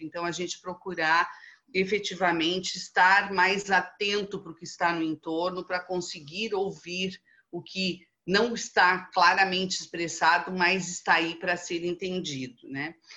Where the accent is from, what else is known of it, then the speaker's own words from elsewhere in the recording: Brazil; nós, como bons brasileiros que somos